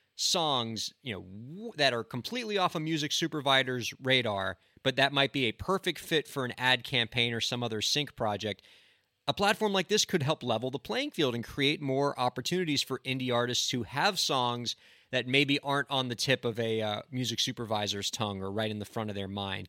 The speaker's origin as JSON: {"language": "English", "region": "South Florida", "country": "United States", "tie": "born or raised there", "said": "up in Davie, about forty-five minutes from my hometown"}